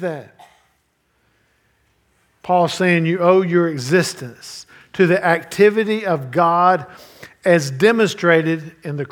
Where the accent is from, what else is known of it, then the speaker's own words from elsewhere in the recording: United States; I'm American